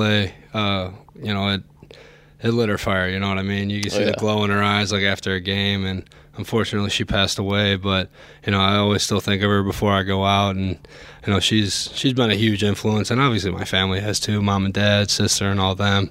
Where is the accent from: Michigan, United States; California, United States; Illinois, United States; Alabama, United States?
Illinois, United States; south of Chicago; I wasn't directly in Chicago, but a little south